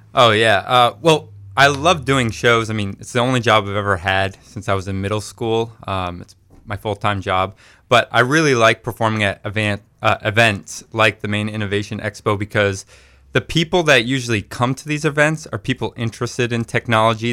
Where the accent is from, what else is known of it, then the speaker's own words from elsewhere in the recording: Maine, United States; we grew up right here in Maine